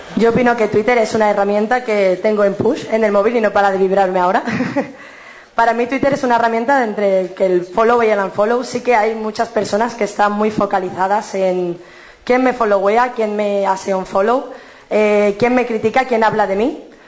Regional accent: Cádiz, Andalusia, Spain; soy de Cádiz

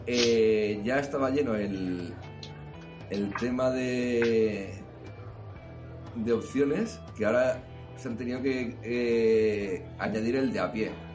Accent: Catalonia, Spain; como decimos aquí en Cataluña

